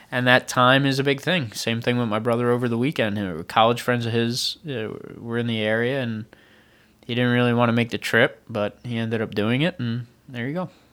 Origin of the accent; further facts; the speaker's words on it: Long Island, New York, United States; moved away; I grew up on Long Island.